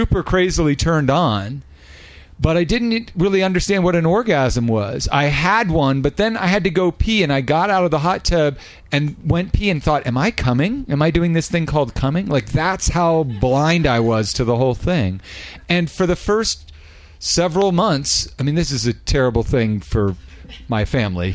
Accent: Northern California, United States; We grew up in Northern California.

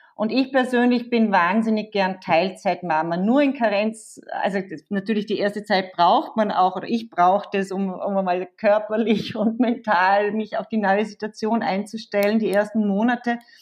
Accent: Vorarlberg, Austria; now in Vienna, Austria; ich komme ja aus Vorarlberg, äh, lebe aber schon seit Ewigkeiten in Wien

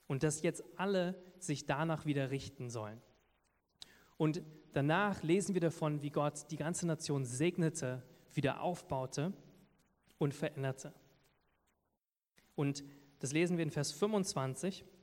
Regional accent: Lower Saxony, Germany; accent: Berlin accent; now in Berlin, Germany; weil ich komme ja aus Niedersachsen, wo man das Hochdeutsch spricht. Ich habe schon langsam so ein bisschen berlinerischen Akzent, merke ich hier und da.

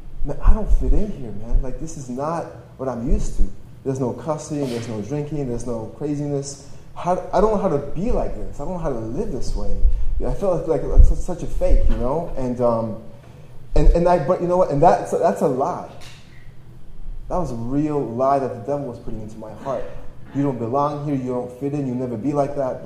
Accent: Toronto, Ontario, Canada; also born or lived in Poland / Austria; I was born in Poland. When I was 6 years old, my family escaped and moved to Austria for a few months, and then we moved to Toronto, Canada, and that's where I grew up.

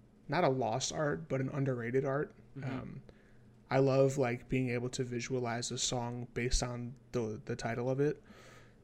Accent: New York, United States; I'm from New York

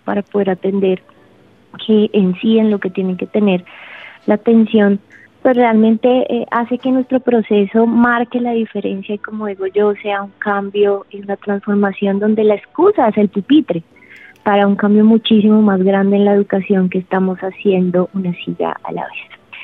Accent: Colombia; como colombiana

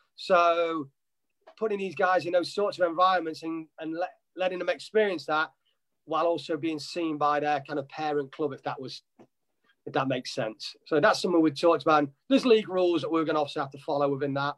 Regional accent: Nottingham, East Midlands, United Kingdom; moved away as an adult; now in United States; I'm originally from Nottingham, Nottinghamshire in England

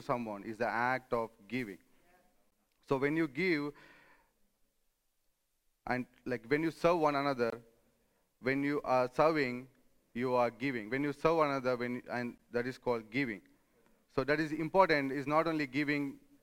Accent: India; moved away as an adult; now in Rome, Italy; I come from India

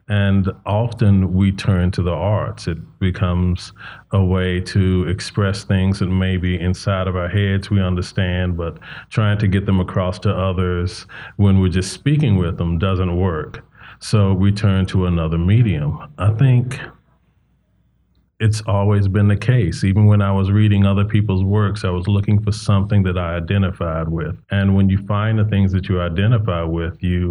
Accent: Charlotte, North Carolina, United States; now in Sacramento, United States; growing up in the South, especially growing up in, you know, not a wealthy community

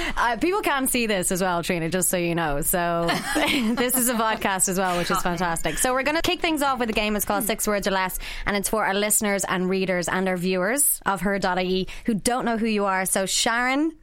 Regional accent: Ireland; growing up as, as Irish people

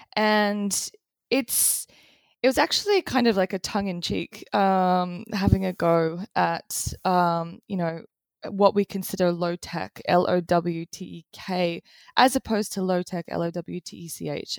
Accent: Australia; I grew up in Australia in the eighties

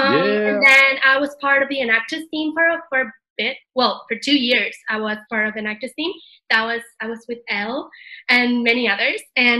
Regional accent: Venezuela; moved away as an adult; also born or lived in Canada; now in Madrid, Spain; I'm originally from Venezuela, and then I went to Canada to study, and now I'm living in Madrid, Spain

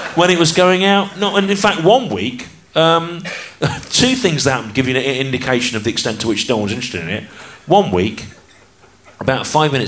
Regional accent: the Midlands, England, United Kingdom; I grew up in the Midlands

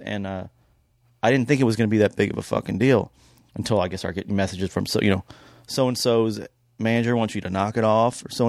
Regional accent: New York, United States; also born or lived in Georgia; I'm from New York, but I was born in Georgia.

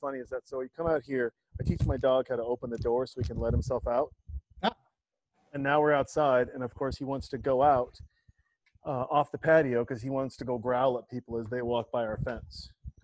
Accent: Montana, United States; moved away; my home state, Montana

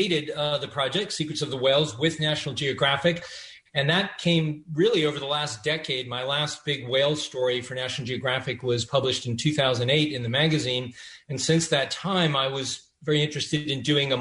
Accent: Massachusetts, United States; I grew up in Massachusetts

